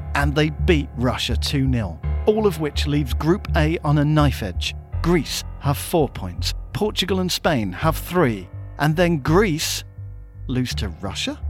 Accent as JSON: {"language": "English", "region": "England", "country": "United Kingdom", "said": "We are English."}